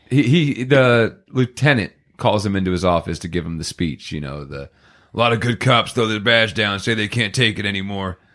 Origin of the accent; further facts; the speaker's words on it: Poughkeepsie, New York, United States; we grew up in Poughkeepsie